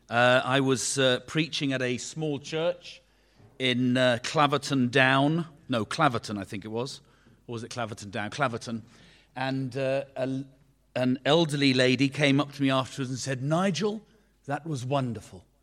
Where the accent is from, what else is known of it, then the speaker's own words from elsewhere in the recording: Beirut, Beirut Governorate, Lebanon; born there; And I was born in Beirut, in Lebanon.